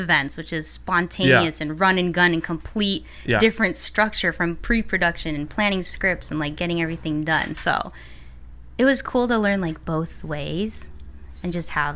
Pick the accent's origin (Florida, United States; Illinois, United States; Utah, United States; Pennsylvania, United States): Illinois, United States; Chicago; moved away as an adult; now in California, United States; I grew up in the suburbs, went to high school there, went to college in the city, and pretty much stayed in the city for, like, 6 years before I moved here.